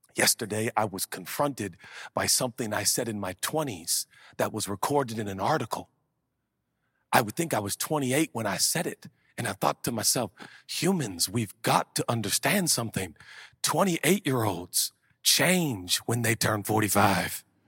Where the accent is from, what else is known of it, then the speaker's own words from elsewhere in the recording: Portland, Oregon, United States; growing up in Portland, Oregon in the hood